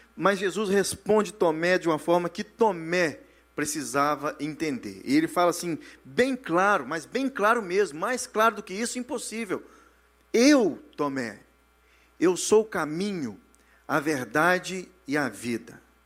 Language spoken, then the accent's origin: Portuguese; Brazil; moved away; Nós que saímos do Brasil